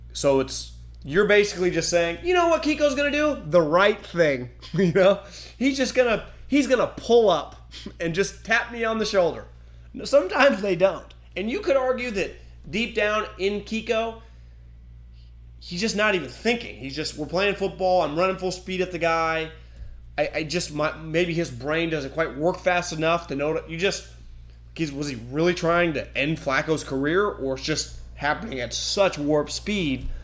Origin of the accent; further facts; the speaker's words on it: Davis, California, United States; we had this growing up in Davis